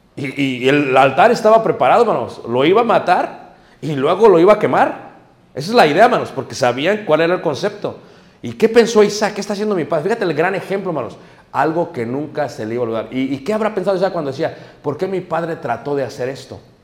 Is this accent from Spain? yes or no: no; Mexico City, Mexico; Nosotros somos de Ciudad de México, mi madre nos llevaba al estado de Guerrero y nos mandaba con mi abuelo